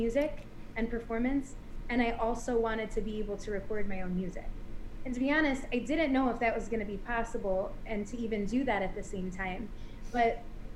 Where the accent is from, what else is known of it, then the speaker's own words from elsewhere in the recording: Buffalo, New York, United States; I grew up with my parents and my two sisters in Buffalo, New York.